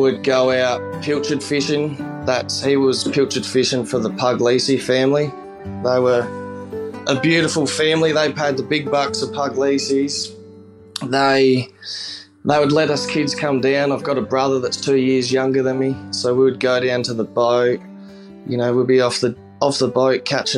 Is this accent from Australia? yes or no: yes; Port Lincoln, South Australia, Australia; from Port Lincoln in South Australia.